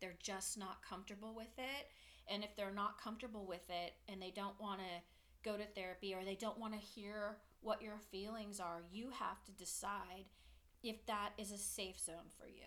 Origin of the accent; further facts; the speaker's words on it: Danville, California, United States; moved away as an adult; now in Santa Barbara, United States; I'm from the Bay Area. Danville, go Danville, love it.